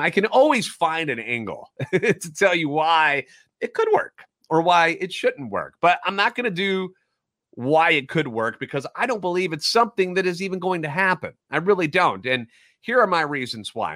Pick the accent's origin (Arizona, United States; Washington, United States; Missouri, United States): Missouri, United States; St. Louis; Born and raised in the Loop, and a lifetime Cardinals fan